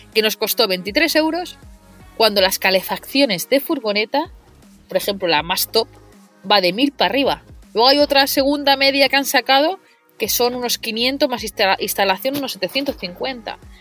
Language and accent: Spanish; Mataró, Catalonia, Spain; yo soy de Mataró